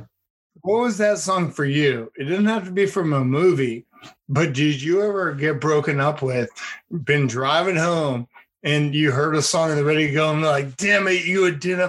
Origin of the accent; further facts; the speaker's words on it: United States; I didn't grow up in Canada. I grew up in America.